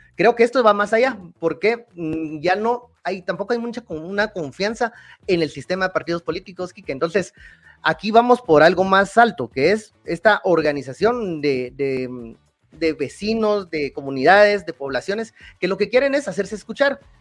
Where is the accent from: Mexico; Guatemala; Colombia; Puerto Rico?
Guatemala